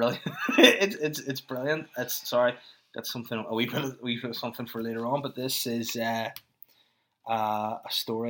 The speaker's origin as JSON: {"language": "English", "country": "China", "said": "But Chinese is more, he's softer and quicker. I'm from China."}